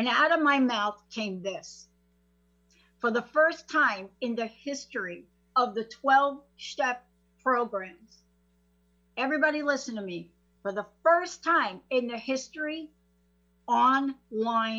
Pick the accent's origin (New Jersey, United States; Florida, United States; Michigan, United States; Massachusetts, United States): New Jersey, United States; moved away as an adult; also born or lived in New York; now in Seattle, United States; lived in New Jersey most of my life